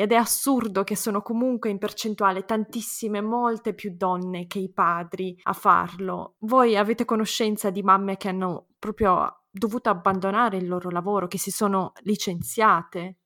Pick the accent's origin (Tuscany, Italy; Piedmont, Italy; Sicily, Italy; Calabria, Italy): Piedmont, Italy; Turin; now in Austria; io non vivo, non vivo in Italia, sono di Torino anch'io